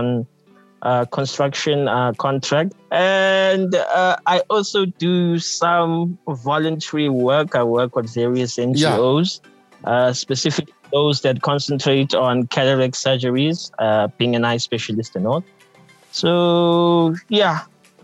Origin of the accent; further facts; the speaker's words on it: Harding, KwaZulu-Natal, South Africa; I was born and raised in Harding, which is a small town in the lower south coast of KZN, KwaZulu-Natal, South Africa.